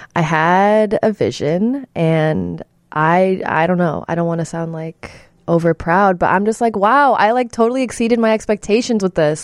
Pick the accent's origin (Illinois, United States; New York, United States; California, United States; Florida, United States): Illinois, United States; Chicago suburbs; I'm from the suburbs.